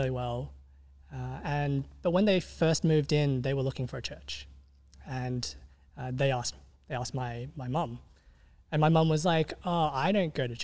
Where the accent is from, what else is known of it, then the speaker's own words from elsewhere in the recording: Sydney, New South Wales, Australia; also born or lived in Meadowbank; I grew up in West Ryde